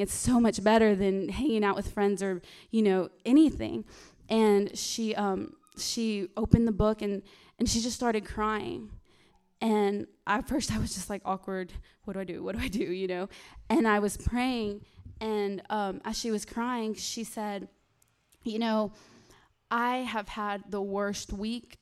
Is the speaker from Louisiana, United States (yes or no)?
yes; Louisiana, United States; moved away; I'm not from here. I'm, um, I'm from Louisiana.